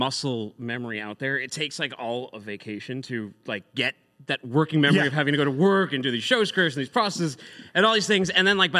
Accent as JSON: {"language": "English", "town": "Boston", "region": "Massachusetts", "country": "United States", "moved": "yes", "lives_now": "Chattanooga, United States", "said": "Now I'm from Boston"}